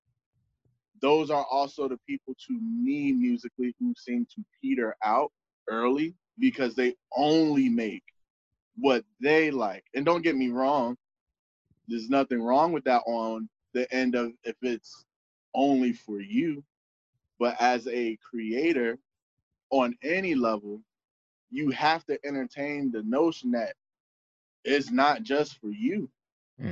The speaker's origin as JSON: {"language": "English", "region": "the South", "country": "United States", "tie": "born or raised there", "said": "I was born in the South"}